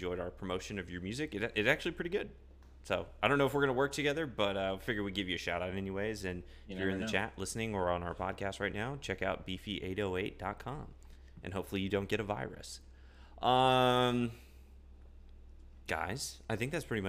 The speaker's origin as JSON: {"language": "English", "region": "Midwest", "country": "United States", "said": "I'm from the Midwest, so it's like kind of almost Chicago."}